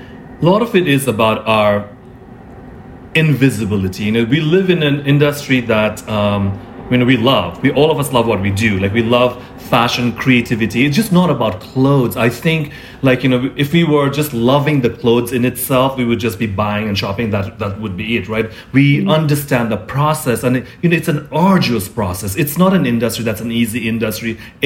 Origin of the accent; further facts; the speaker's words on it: Nepal; also born or lived in Singapore / India; I was born in Singapore, grew up in Nepal, India, like, and all over the world.